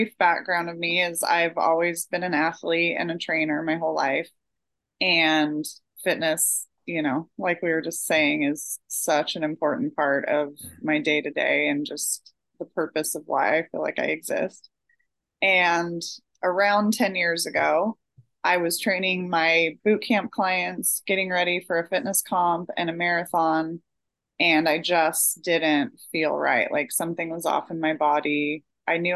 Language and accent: English; Oregon, United States; I'm from Oregon in the US, and that's like a running mecca. And so I grew up running the Hood to Coast every year in high school